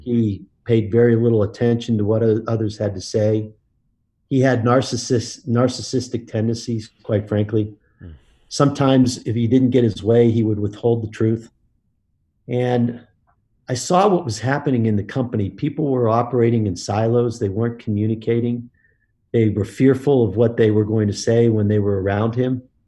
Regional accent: Pittsburgh, Pennsylvania, United States; I grew up in Pittsburgh, uh, Pennsylvania

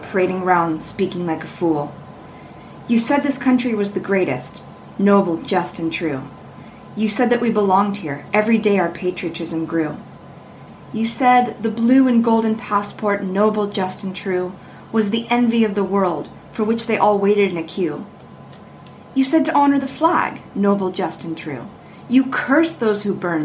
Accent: Los Angeles, California, United States; moved away as an adult; also born or lived in Berkeley, California / France; now in Shanghai, China; I'm originally from California in the LA area

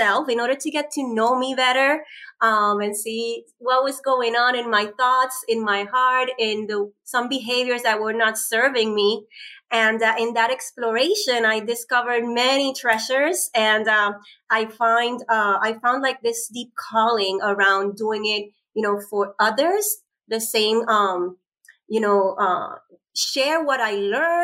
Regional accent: Puerto Rico; moved away as an adult; now in United States; we're both from Puerto Rico. We have the same, you know, upbringing, island girl that been, you know, left the island almost 20 years ago and lived in 5 states.

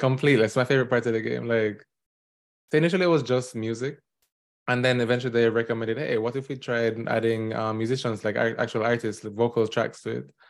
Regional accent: Jamaica; now in New York, United States; I am a Jamaican indie game developer currently living in New York

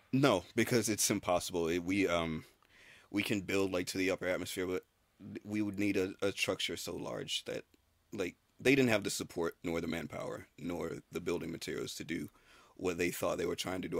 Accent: Tallahassee, Florida, United States; I was born in Florida. Tallahassee, Florida

